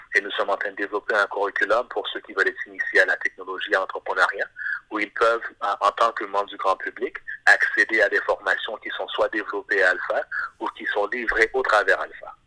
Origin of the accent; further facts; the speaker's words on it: Montreal, Quebec, Canada; also born or lived in Haiti; je suis de Montréal, mais d'origine haïtienne